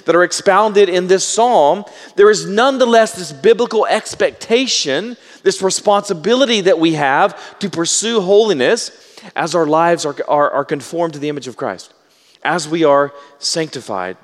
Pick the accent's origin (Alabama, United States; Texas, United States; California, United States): Texas, United States; Baytown; I'm from Baytown, and so if I mispronounce it, I know the correct pronunciation. I'm just from Southeast Texas, and so I pronounce words incorrectly.